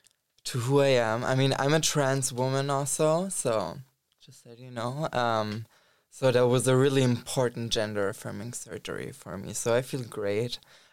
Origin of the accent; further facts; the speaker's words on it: Germany; now in Berlin, Germany; I grew up in Germany. But not exactly in Berlin. But yeah, I came to Berlin like 2.5 years ago now.